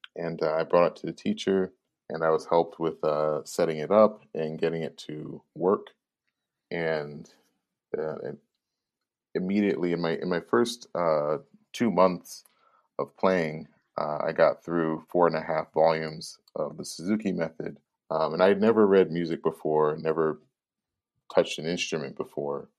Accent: Chicago, Illinois, United States; was born and bred in Chicago, from Chicago's inner city

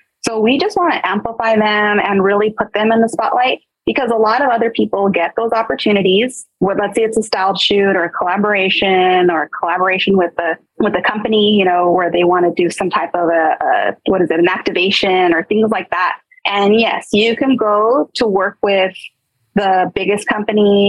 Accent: Montebello, California, United States; I grew up in Montebello, Rosemead area, like

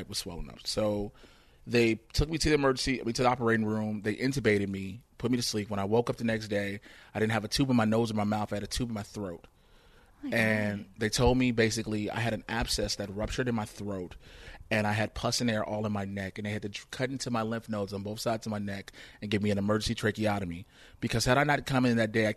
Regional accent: Chicago, Illinois, United States; I'm born and raised in Chicago

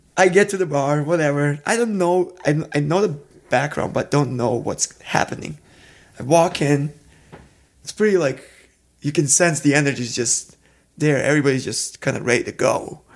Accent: Serbia; moved away as an adult; also born or lived in Minneapolis; I'm not from Minneapolis, I'm from Serbia

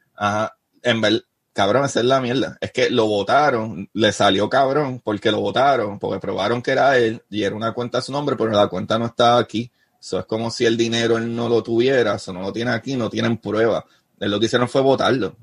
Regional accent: Bayamón, Puerto Rico; also born or lived in Río Hondo, Puerto Rico; now in Florida, United States; yo soy de Bayamón

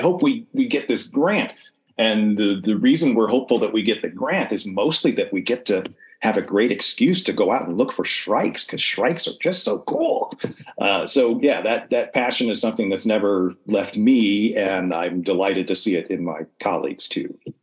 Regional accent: New York, United States; now in Oklahoma, United States; I'm from New York, and I'm in Oklahoma

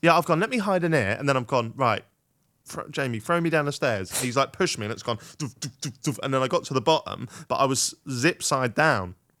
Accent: Norfolk, East of England, United Kingdom; I am Norfolk, boy. I'm from Norfolk

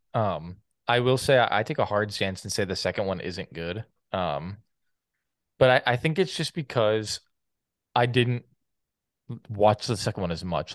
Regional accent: Canada; I couldn't vote as a Canadian

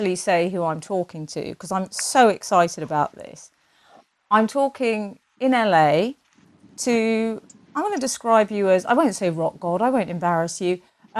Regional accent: London, United Kingdom; I grew up in North London in quite a bohemian artsy family

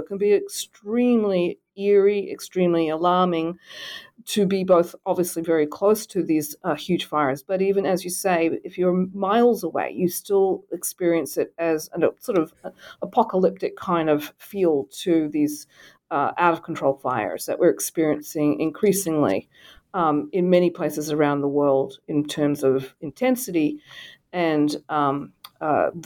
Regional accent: Australia; moved away as an adult; now in United States; so, you know, I grew up in Australia. I've been in the United States for about 30 years.

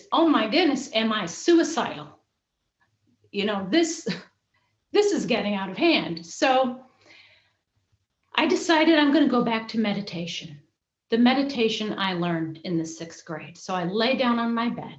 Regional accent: Michigan, United States; moved away as an adult; also born or lived in Indiana; I was in Michigan

